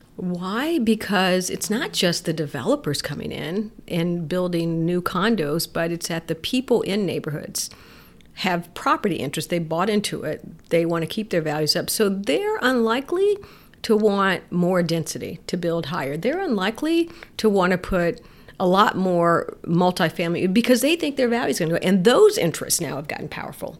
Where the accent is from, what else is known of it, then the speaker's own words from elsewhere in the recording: Miami, Florida, United States; also born or lived in Detroit, Michigan; I was born in Detroit and partly raised there, and then later raised in Miami, Florida.